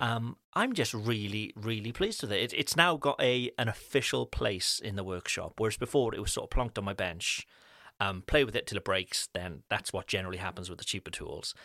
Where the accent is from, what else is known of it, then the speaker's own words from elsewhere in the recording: United Kingdom; now in France; as with British parents, um, our, our babies are British